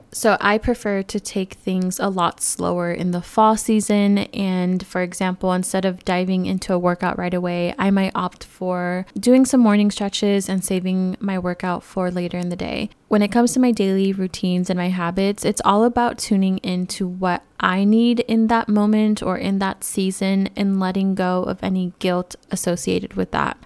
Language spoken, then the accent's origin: English; California, United States; moved away; born and raised in California